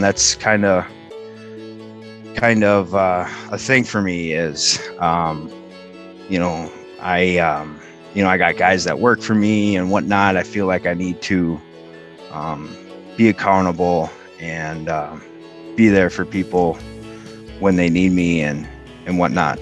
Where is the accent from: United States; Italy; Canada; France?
United States; Oakdale, Minnesota; I grew up in Oakdale.